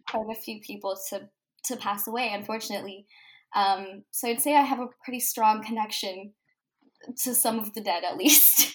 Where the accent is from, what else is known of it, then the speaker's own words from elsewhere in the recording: Manitoba, Canada; I'm from Manitoba, Canada.